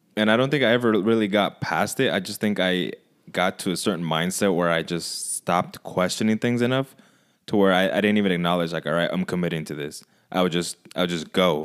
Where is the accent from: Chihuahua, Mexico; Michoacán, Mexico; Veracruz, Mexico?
Michoacán, Mexico; moved away; I went to Michoacan, where I'm from, to visit my family